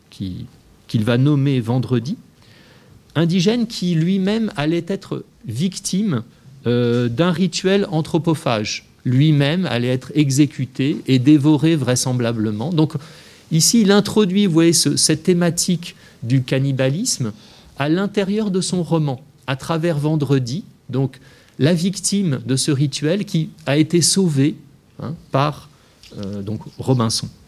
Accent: France; je suis français, je me fâche de le dire.

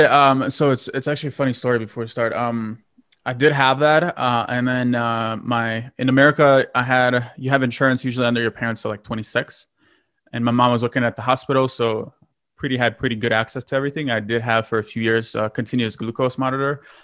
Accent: Lithuania; moved away; I'm originally from Lithuania.

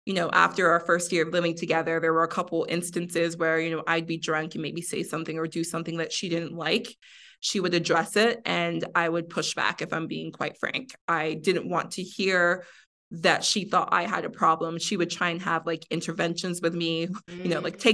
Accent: Miami, Florida, United States; also born or lived in Mexico; I grew up in Miami

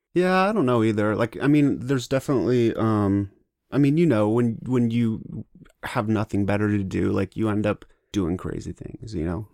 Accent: Kent, Washington, United States; also born or lived in Provo, Utah / Ohio / Michigan; I grew up in Kent

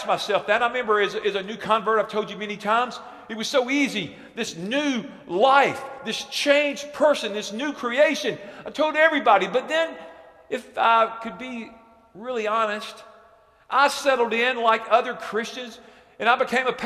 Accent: Alabama, United States; moved away; I'm from Alabama

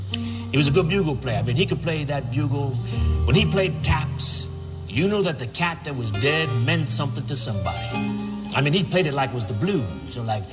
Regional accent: New Orleans, Louisiana, United States; I grew up in New Orleans. I have lived in the Ninth Ward most of my cool life.

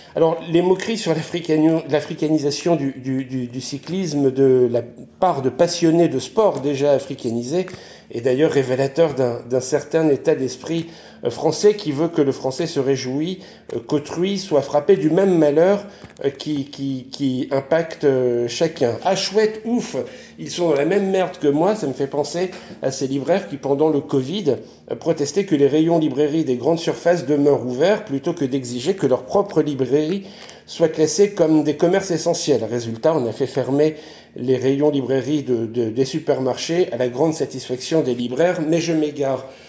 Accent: French Flanders, Hauts-de-France, France; je grandis dans un environnement euh, conscient de son identité flamande

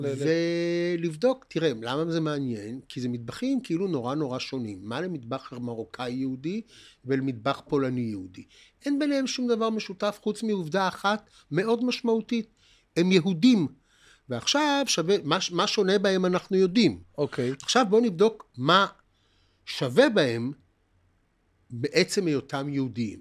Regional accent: Haifa, Haifa District, Israel; גדלנו בעיר התחתית בחיפה

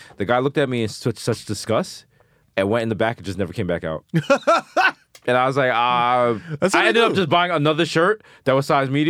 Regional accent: New York City, New York, United States; I was born in Lincoln Hospital.

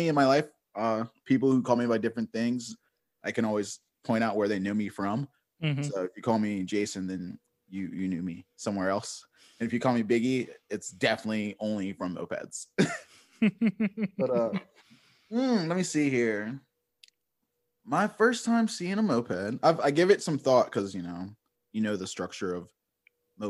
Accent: Richmond, Virginia, United States; I grew up in like the West End of Richmond

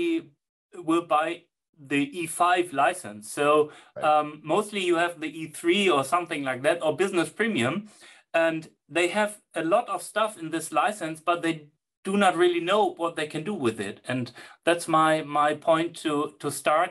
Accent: Germany; English is a second language; I'm from Germany, my English is not the best

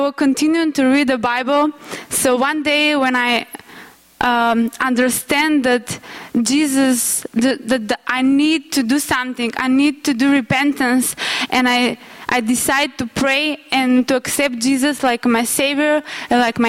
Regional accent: North Macedonia; moved away; I'm from Macedonia

